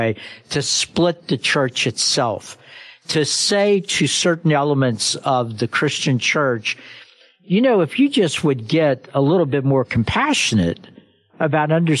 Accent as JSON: {"language": "English", "region": "Kentucky", "country": "United States", "tie": "born or raised there", "said": "growing up in Kentucky"}